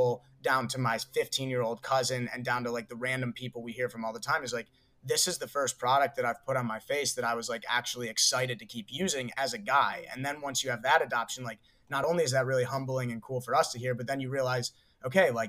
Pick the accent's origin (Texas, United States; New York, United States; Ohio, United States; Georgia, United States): Ohio, United States; we're from Ohio. We grew up in Ohio 10 years ago.